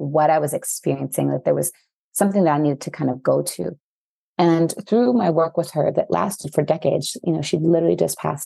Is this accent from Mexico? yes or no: yes; Mexico; growing up in Mexico